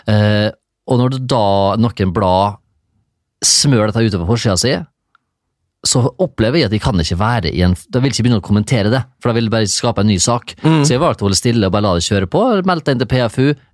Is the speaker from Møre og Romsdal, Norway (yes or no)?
yes; Isfjorden, Møre og Romsdal, Norway; now in Horten, Norway; jeg kommer fra Isfjorden